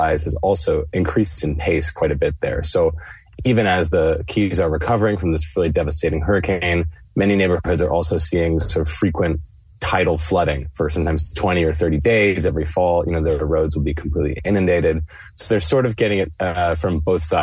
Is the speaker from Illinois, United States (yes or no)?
no; Florida, United States; moved away; I'm from Florida originally, and people from Florida pride themselves on being quite resilient to hurricanes